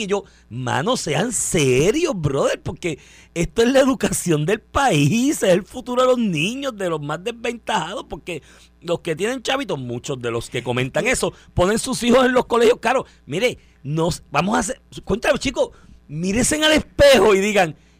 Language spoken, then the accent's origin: Spanish; Puerto Rico; yo soy un puertorriqueño raro en eso